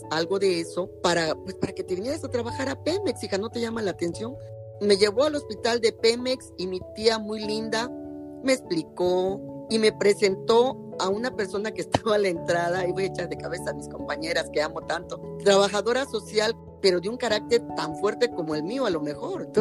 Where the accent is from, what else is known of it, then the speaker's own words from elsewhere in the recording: Minatitlán, Veracruz, Mexico; Entonces mi papá nos regresa nuevamente a Minatitlán